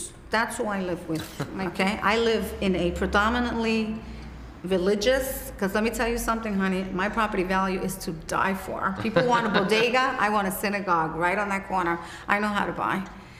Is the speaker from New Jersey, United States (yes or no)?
no; New York City, New York, United States; I grew up in Brooklyn. It was Puerto Rican and black, and that was all I knew.